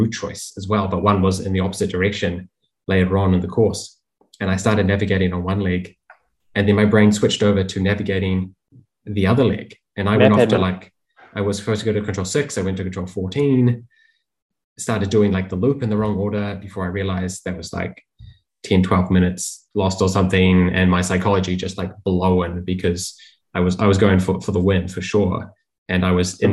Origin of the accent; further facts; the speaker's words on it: New Zealand; as a New Zealander